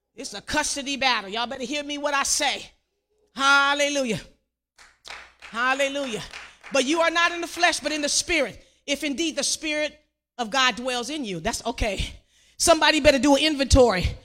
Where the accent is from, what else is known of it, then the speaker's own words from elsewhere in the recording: Compton, California, United States; I grew up in Compton, graduated from Compton